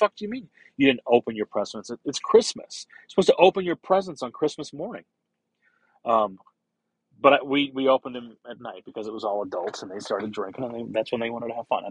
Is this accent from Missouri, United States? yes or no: yes; St. Louis, Missouri, United States; I grew up in St. Louis, in a neighborhood in South St. Louis called Dogtown.